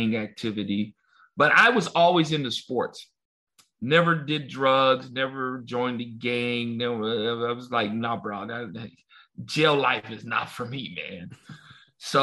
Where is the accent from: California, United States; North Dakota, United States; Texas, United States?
California, United States; Los Angeles; I grew up in South Central